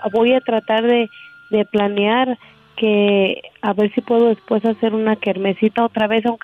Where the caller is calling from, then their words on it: Idaho, United States; Sí, para los que ya me habían eh, ah, escuchado … de Idaho y les había comentado de mi problema del cáncer, ¿verdad?